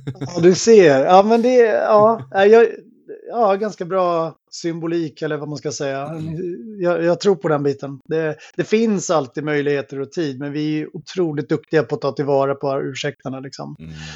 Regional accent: outside Helsingborg, Skåne, Sweden; jag växte upp i Skåne eh, utanför eh, Helsingborg

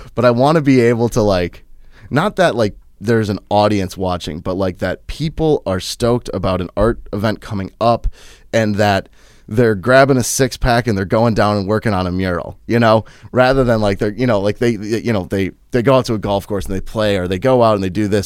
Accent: Minnesota, United States; also born or lived in Wheaton, Illinois / Chicago, Illinois / Saint Peter, Minnesota; my parents decided to move to, um, about ten miles outside of Hanscom, Minnesota

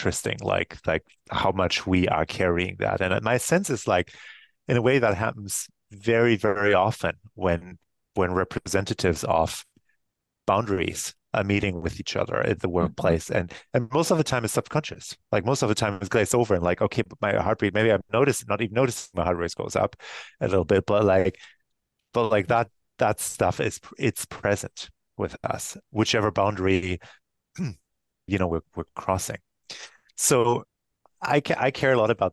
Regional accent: Germany; moved away as an adult; now in United States; the town I grew up in Germany

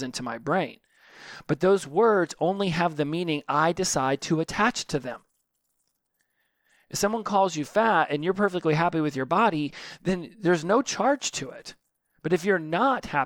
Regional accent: United States; I'm a tall, straight, white, American male

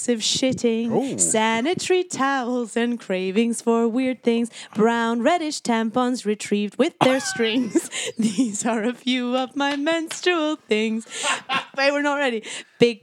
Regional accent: Scotland, United Kingdom; I grew up in Scotland

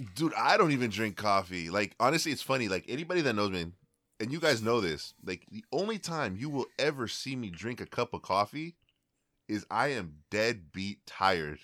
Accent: Bay Area, California, United States; I'm from the Bay Area

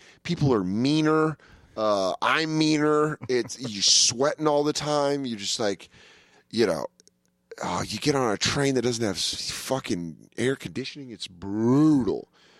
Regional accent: Denver, Colorado, United States; now in New York, United States; I'm from Denver

